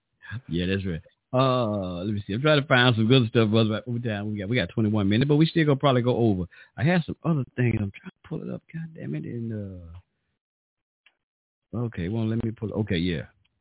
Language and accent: English; Memphis, Tennessee, United States; I was born here in America, like me. I was born here in Memphis, Tennessee. And so I am, which is a part of what they call United States of America. So my citizenship, my nationality is American.